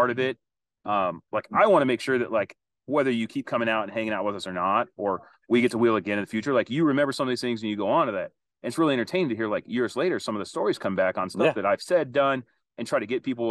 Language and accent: English; Southern California, United States; I grew up in SoCal